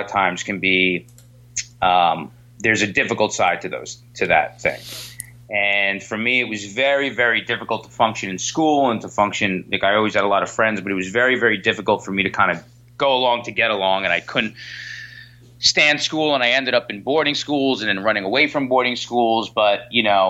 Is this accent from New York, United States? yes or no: yes; New York, United States; I'm a born and bred New York kid